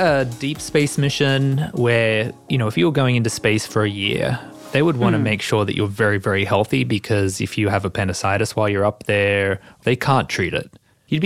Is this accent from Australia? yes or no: yes; Australia; moved away; as an Australian